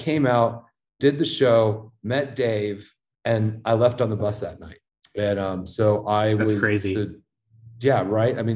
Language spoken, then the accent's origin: English; Dallas, Texas, United States; moved away; also born or lived in Denver, Colorado; I grew up in Dallas. As a kid, I went to that shed to see shows